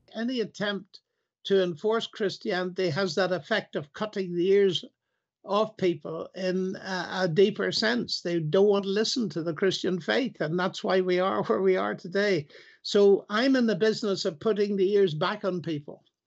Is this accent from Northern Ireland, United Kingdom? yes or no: yes; Northern Ireland, United Kingdom; I come from Northern Ireland